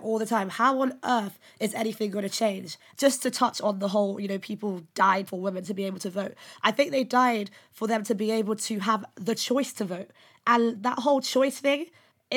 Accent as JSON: {"language": "English", "country": "Nigeria", "said": "I'm Nigerian"}